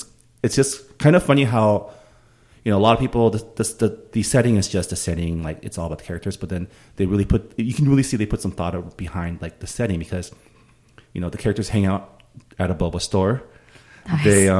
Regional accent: Canada; I am of Canadian nationality. I am of Chinese descent, and I am of American culturally.

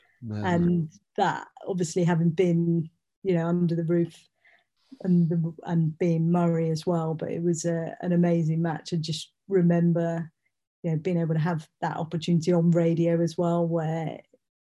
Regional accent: United Kingdom; being a Brit

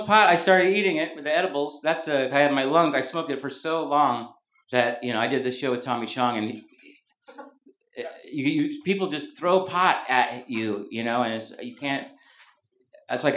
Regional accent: Mountain View, California, United States; moved away; also born or lived in Brooklyn, New York; When I was growing up in Mountain View, I was the only … in Mountain View, California, Bay Area. I moved to Brooklyn

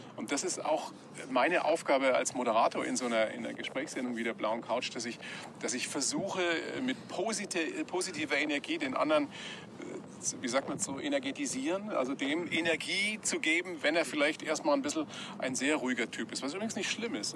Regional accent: Weiden, Bavaria, Germany; Ich bin ja zweisprachig aufgewachsen. Meine Eltern aus dem Norden, mhm. ich in Weiden in der Oberpfalz sozialisiert.

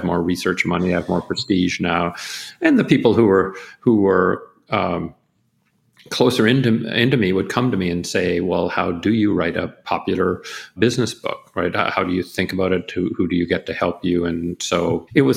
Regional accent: Canada; my home country of Canada

